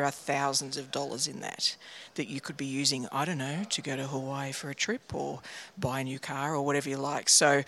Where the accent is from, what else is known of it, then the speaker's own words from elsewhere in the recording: Sydney, New South Wales, Australia; from Sydney, Australia, and other parts of Australia and the world.